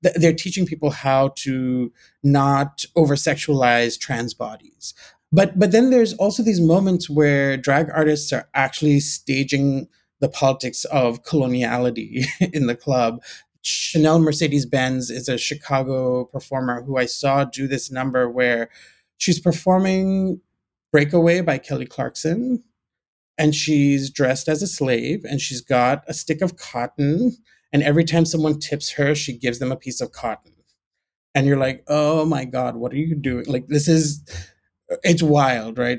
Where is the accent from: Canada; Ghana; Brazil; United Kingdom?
Ghana; moved away; also born or lived in Gibraltar / Pakistan (family origin); I grew up in Ghana. I was born in Gibraltar.